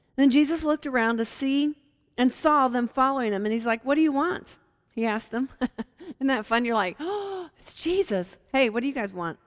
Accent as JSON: {"language": "English", "town": "Hampton", "region": "Virginia", "country": "United States", "tie": "born or raised there", "said": "My hometown is um, in Hampton, Virginia, which is near Williamsburg and Virginia Beach"}